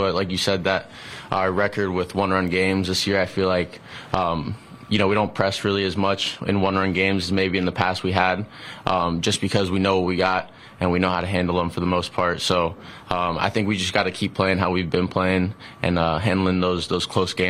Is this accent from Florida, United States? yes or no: yes; South Florida, United States; I grew up in South Florida, so being a Marlins fan my whole life